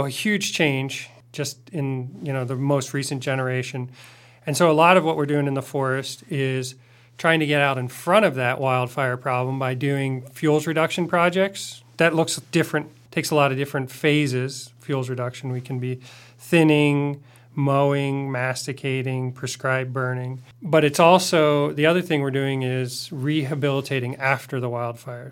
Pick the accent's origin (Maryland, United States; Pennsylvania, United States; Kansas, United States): Pennsylvania, United States; outside of Philadelphia; moved away as an adult; also born or lived in Oregon / Warm Springs Reservation; I grew up outside of Philadelphia and came west to study forestry at O S U